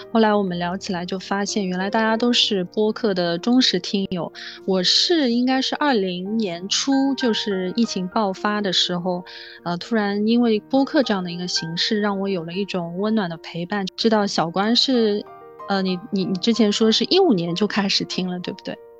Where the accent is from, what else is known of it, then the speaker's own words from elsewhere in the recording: Shanghai, China; moved away as an adult; also born or lived in Australia; 像我是南方人，我成长在上海，我只有在一六年到一八年才离开自己的故乡，去到异国去生活